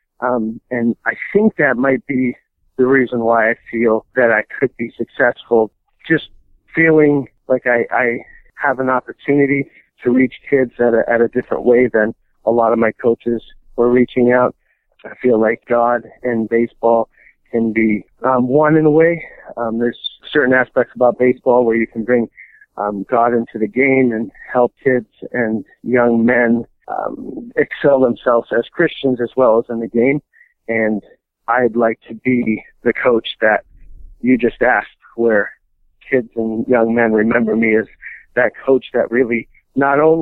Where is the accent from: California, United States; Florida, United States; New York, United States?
New York, United States; Rochester; moved away; I'm from Rochester, New York. My family's there